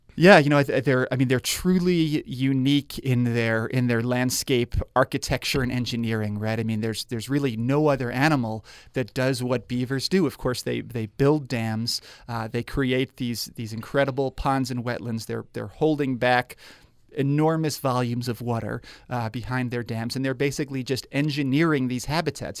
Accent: New York, United States; now in Spokane, United States; I grew up in New York

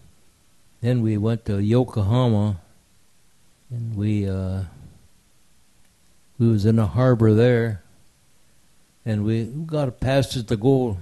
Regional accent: Wisconsin, United States; first language Ojibwe; English is a second language; I said, from Wisconsin

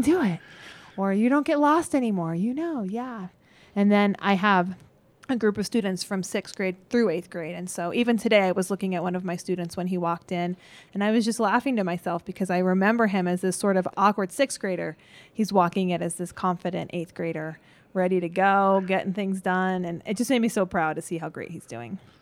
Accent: Gypsum, Colorado, United States; also born or lived in Glenwood Springs, Colorado; I grew up in Eagle Gypsum, Sweetwater area

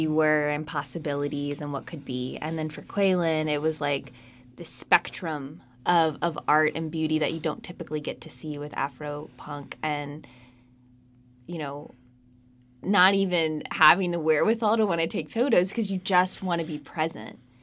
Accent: Charlotte, North Carolina, United States; now in Wilmington, United States; I grew up in Charlotte

